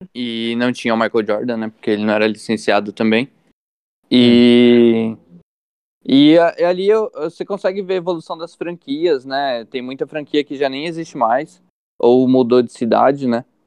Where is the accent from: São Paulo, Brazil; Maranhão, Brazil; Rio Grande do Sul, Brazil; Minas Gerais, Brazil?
São Paulo, Brazil; São Bernardo do Campo; nasci no Ruge Ramos, aqui em São Bernardo do Campo, bairro no qual eu resido hoje.